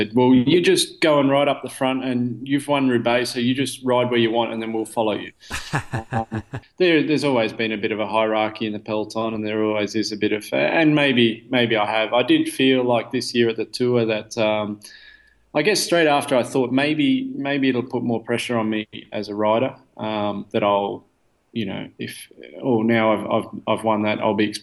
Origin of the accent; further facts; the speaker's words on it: Australia; moved away as an adult; now in Belgium; I'm Australian